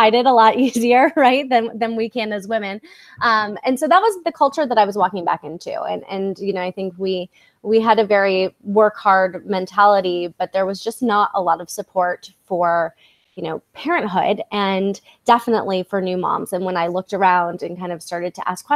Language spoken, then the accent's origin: English; Midwest, United States; moved away; also born or lived in New York / San Diego / Los Angeles; I grew up in the Midwest